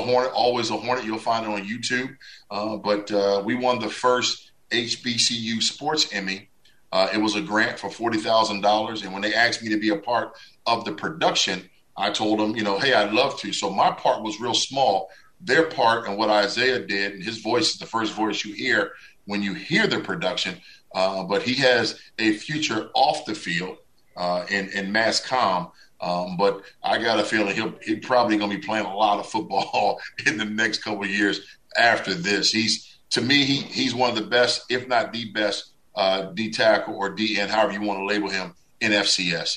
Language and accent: English; Washington, United States; my hometown Washington uh, uh Redskins